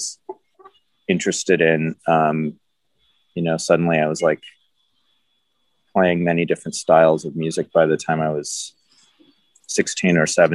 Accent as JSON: {"language": "English", "town": "Los Angeles", "region": "California", "country": "United States", "tie": "born or raised there", "said": "I grew up in Los Angeles"}